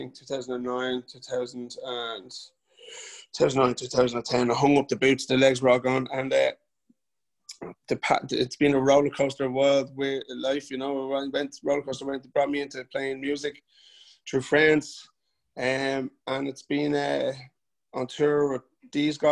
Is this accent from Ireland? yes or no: yes; Bray, Leinster, Ireland; But I love where I'm from. I love Bray. I'm born and bred in Bray